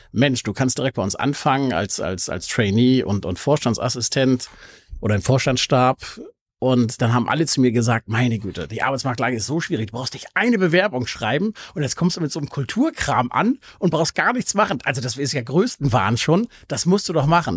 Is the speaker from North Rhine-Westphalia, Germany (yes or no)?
no; Hamburg, Germany; Also ich bin tatsächlich ein echter Hamburger. Ich bin aufgewachsen im Osten, im Bramfeld